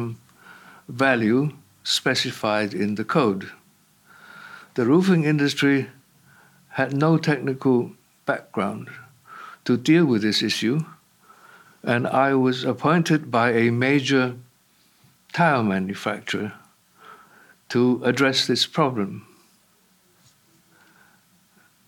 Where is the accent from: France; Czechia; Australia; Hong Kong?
Hong Kong; moved away as an adult; also born or lived in London; I was born and brought up in Hong Kong